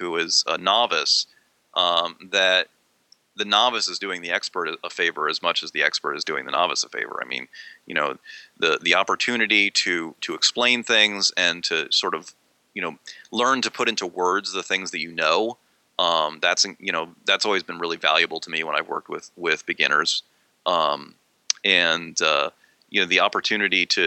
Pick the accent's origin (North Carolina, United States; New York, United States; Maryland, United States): Maryland, United States; now in Pennsylvania, United States; I grew up in Maryland, but it's only like 50 miles away from where I live now